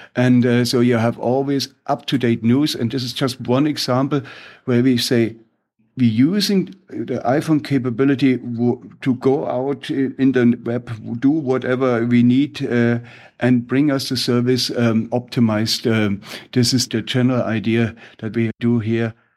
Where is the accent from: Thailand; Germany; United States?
Germany; English is a second language; with my funny accent, I'm from Germany